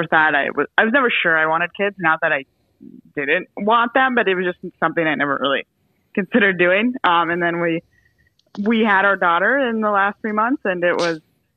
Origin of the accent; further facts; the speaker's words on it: Minnesota, United States; also born or lived in North Dakota; Born and raised in Minnesota. Lived in North Dakota for a little over 10 years and then back to Minnesota